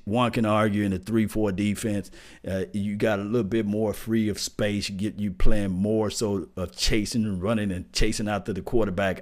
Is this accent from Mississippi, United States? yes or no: yes; Mississippi, United States; Y'all can tell I'm from Mississippi